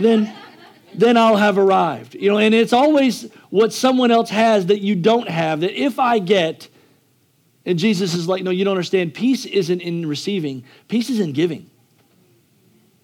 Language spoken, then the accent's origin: English; United States; I'm American